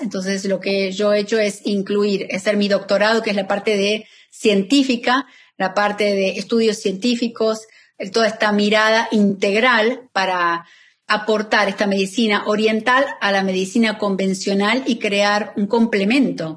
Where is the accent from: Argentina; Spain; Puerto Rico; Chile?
Argentina; moved away as an adult; now in Miami, United States; yo soy argentina, pero vivo en Miami hace más de 17 años